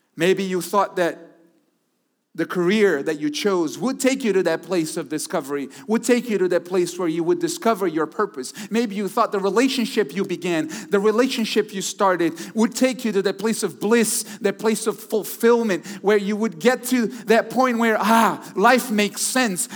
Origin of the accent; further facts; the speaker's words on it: Brazil; also born or lived in Houston, Texas, United States; now in Connecticut, United States; Originally, I was born in Brazil, but lived in Texas for quite some time